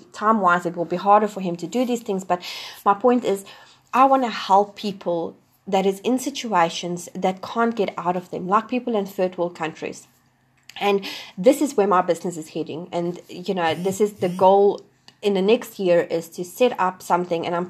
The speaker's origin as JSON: {"language": "English", "country": "South Africa", "also_born_or_lived": "Wellington, New Zealand", "moved": "as an adult", "lives_now": "New Zealand", "said": "I'm originally from South Africa."}